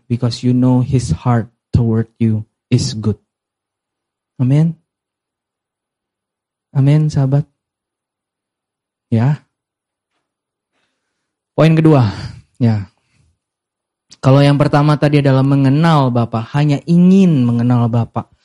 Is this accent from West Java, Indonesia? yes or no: no; Medan, North Sumatra, Indonesia; karena kita dari Chinese ya, Chinese Medan ya, selalu ada minimal dua jenis babi.